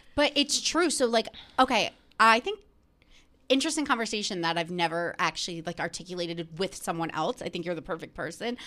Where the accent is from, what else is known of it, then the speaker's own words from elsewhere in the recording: New Jersey, United States; I'm from New Jersey